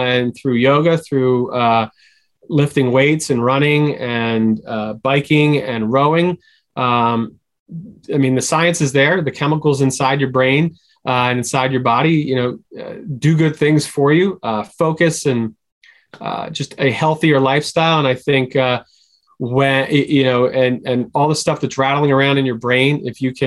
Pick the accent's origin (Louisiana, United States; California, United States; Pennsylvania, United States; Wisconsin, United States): Pennsylvania, United States; Philadelphia; I'm from Philadelphia